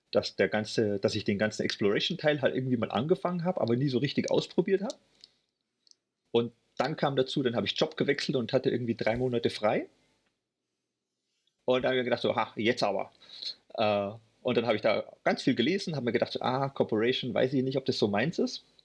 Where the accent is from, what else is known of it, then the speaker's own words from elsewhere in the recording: Munich, Bavaria, Germany; now in Berlin, Germany; ich wohne aktuell in Berlin. Ich bin eigentlich Münchner, was man zum Glück nicht so hört.